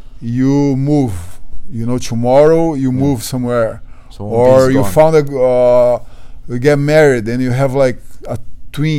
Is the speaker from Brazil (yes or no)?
yes; Brazil; English is a second language; moved away as an adult; also born or lived in London, United Kingdom; now in United States; I came from Brazil, from the low